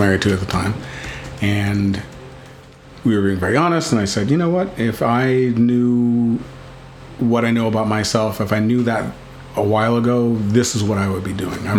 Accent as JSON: {"language": "English", "region": "Texas", "country": "United States", "said": "I'm from Texas."}